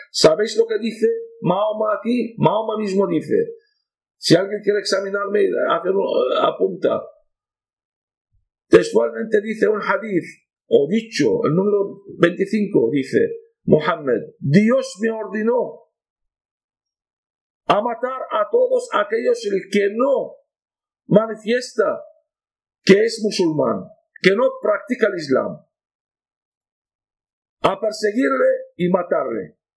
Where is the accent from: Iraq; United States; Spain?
Iraq; Nineveh; Niñas de mi pueblo, al arrasado mi pueblo, dos pueblos teníamos de mi padre, de mi de mi madre, en, el norte de Irak